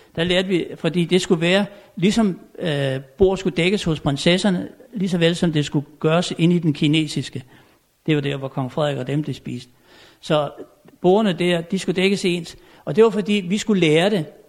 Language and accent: Danish; Tommerup, Southern Denmark, Denmark; moved away; jeg er født og opvokset ovre på Fyn i en lille stationsby, der hedder Tommerup